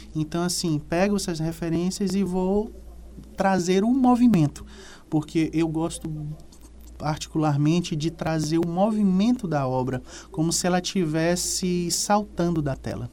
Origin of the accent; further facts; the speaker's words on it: Salvador, Bahia, Brazil; moved away; also born or lived in Piauí; Salvador, que é a minha terra natal